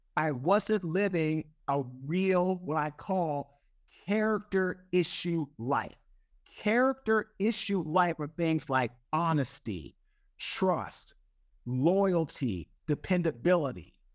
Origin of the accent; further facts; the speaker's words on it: Washington, District of Columbia, United States; I'm from Washington, D C. I went to Saint John's College High School